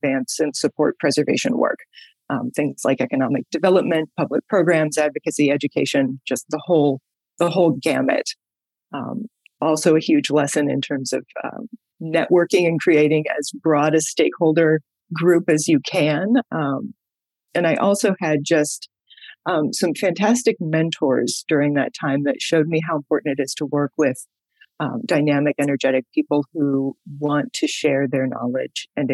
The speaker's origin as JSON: {"language": "English", "town": "Denver", "region": "Colorado", "country": "United States", "tie": "born or raised there", "also_born_or_lived": "Maryland / New England", "moved": "yes", "said": "I am actually a Colorado person originally. I grew up in the suburbs of Denver"}